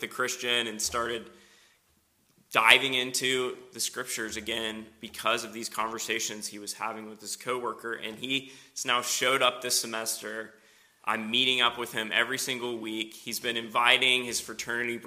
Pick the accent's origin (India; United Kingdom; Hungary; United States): United States; Knoxville, Tennessee; moved away as an adult; also born or lived in Western Pennsylvania / Philadelphia; now in Spartanburg, United States; originally, I'm from Knoxville.